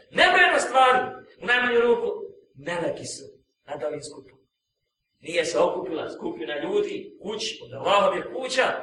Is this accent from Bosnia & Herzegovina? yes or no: yes; Bosnia & Herzegovina; now in Austria; što kažu kod nas u Bosni